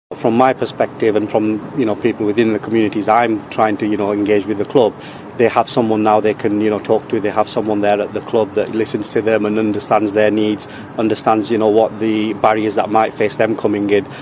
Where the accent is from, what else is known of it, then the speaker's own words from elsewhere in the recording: Blackburn, North West England, United Kingdom; I was born in Blackburn, um, went to primary school in Blackburn